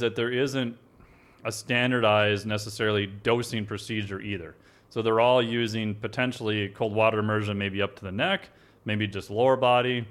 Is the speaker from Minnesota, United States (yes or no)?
yes; Minnesota, United States; I'm from Minnesota